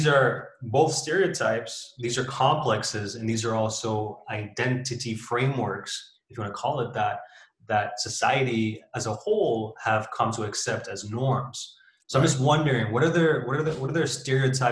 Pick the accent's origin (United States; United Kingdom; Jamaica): Jamaica; moved away; As a Jamaican, as a person of color, my friends would always, once you say, oh, I'm from Jamaica